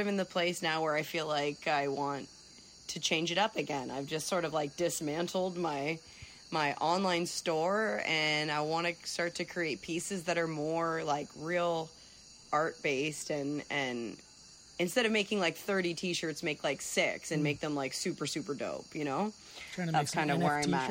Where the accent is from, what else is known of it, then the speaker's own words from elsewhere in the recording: Windsor, Ontario, Canada; moved away; my hometown of Windsor, Ontario